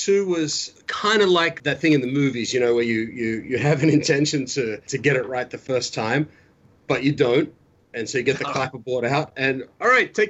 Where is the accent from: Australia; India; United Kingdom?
Australia; I didn't even know that was in my lexicon, but wow, I'm more Australian than I thought.